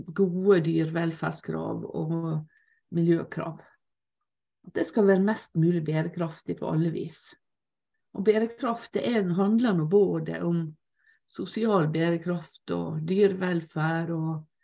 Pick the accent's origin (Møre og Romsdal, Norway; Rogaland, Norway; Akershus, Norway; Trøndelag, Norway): Møre og Romsdal, Norway; Lepsøya; på eh, Lepsøya, der jeg vokste opp